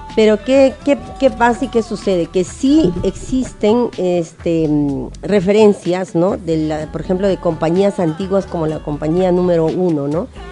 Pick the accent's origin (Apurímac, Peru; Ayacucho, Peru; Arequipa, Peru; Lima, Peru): Ayacucho, Peru; now in Tacna, Peru; Yo en cierta manera sí soy ayacuchana